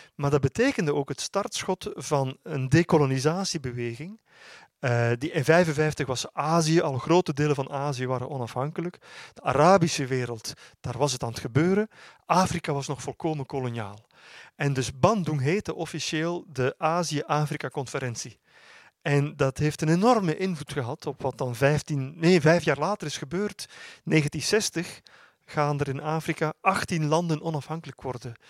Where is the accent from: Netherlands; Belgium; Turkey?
Belgium; Flanders; heb zelf nog op, op mijn middelbare school in, eh, in Vlaanderen